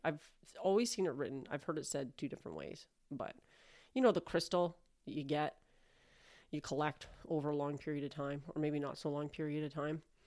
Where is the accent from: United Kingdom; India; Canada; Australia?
Canada; I'm Canadian